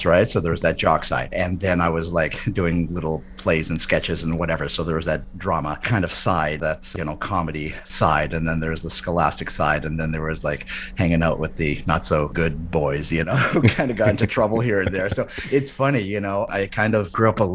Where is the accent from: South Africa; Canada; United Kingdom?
Canada; Winnipeg, Manitoba; born or raised there